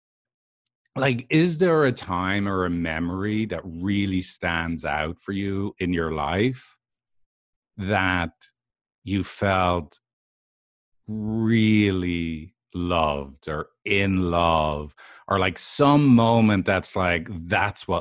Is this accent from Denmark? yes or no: no; Ireland; as an Irishman